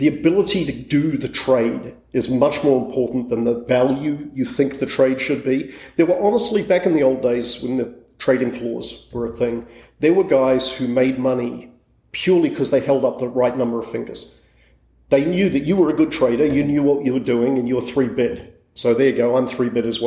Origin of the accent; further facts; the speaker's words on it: New Zealand; moved away as an adult; also born or lived in England; I grew up in New Zealand